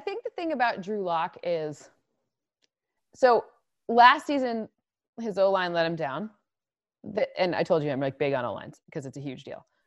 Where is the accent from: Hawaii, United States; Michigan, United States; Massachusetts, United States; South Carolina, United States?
Michigan, United States; moved away; I'm originally from Michigan